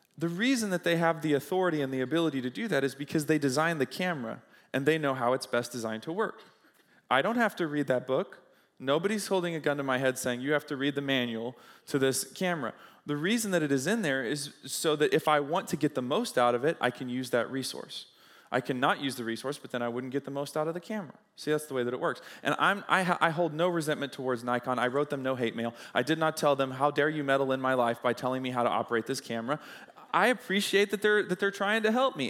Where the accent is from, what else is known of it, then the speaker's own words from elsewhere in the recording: United States; I'm an American, so that means that, uh, I'm, I experience American living, American life